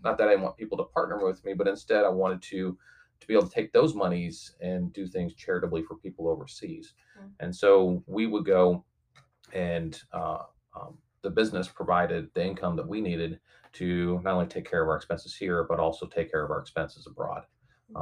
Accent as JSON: {"language": "English", "town": "St. Louis", "region": "Missouri", "country": "United States", "tie": "born or raised there", "moved": "yes", "lives_now": "Kansas City, United States", "said": "I was born and raised predominantly over in St. Louis"}